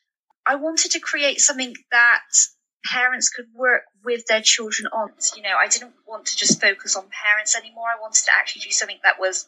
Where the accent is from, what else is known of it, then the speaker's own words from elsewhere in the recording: United Kingdom; growing up in the British school system